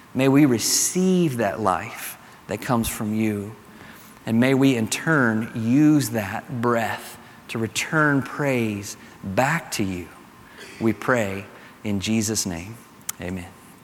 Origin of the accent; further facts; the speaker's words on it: Kentucky, United States; accent: Kentucky; my Kentucky accent